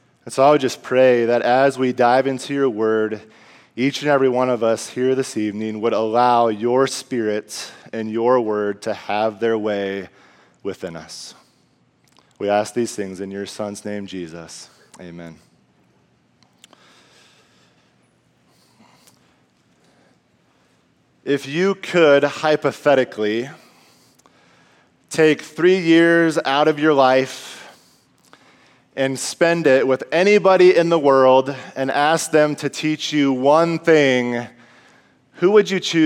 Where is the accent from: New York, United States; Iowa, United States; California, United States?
Iowa, United States; moved away as an adult; now in Minnesota, United States; me and my wife were both born and raised in Iowa